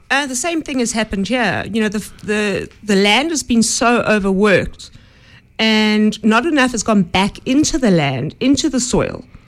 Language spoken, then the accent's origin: English; Johannesburg, Gauteng, South Africa; I grew up in Johannesburg